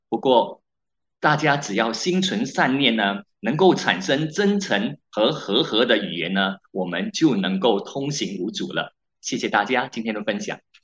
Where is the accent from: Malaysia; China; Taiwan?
Malaysia; 我们马来西亚人